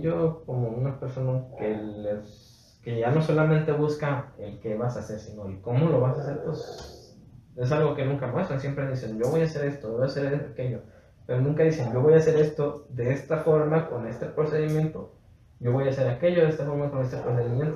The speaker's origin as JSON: {"language": "Spanish", "country": "Mexico", "said": "yo soy parte de México"}